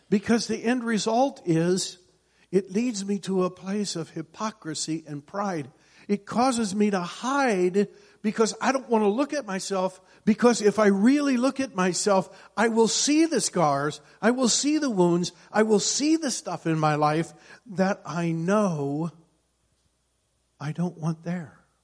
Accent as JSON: {"language": "English", "region": "Iowa", "country": "United States", "tie": "born or raised there", "said": "I grew up in Iowa, and in Iowa there's all kinds of farmers"}